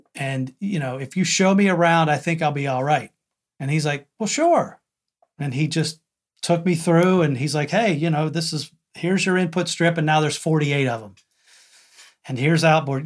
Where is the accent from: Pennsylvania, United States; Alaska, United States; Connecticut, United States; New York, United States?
Pennsylvania, United States; McConnellsburg; I'm from McConnellsburg, Pennsylvania.